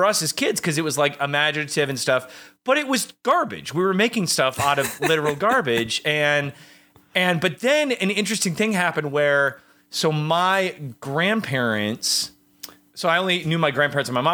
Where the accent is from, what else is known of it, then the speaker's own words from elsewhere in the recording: Michigan, United States; I'm from Michigan